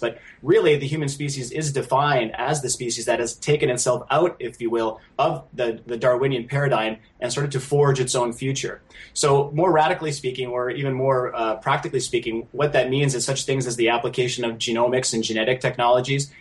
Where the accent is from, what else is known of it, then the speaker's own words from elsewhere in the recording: Canada; a Canadian citizen